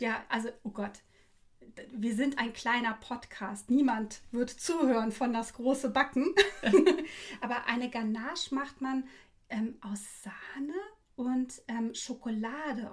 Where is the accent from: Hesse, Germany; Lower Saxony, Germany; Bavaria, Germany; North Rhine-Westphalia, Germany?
Hesse, Germany; Frankfurt; ich wurde ja in Frankfurt geboren